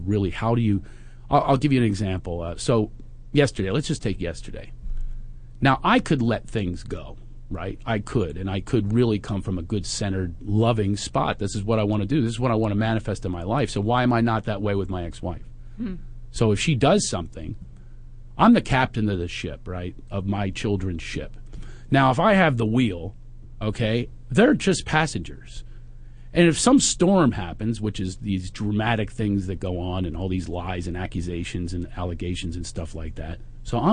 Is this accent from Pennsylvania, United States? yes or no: yes; Philadelphia, Pennsylvania, United States; I am from Philadelphia and I have a bad accent